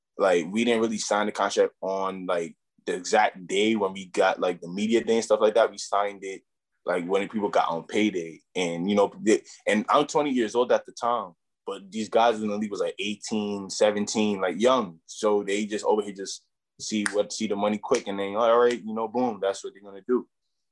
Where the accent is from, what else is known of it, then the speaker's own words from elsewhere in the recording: New York City, New York, United States; also born or lived in Brownsville; I come all the way from Brooklyn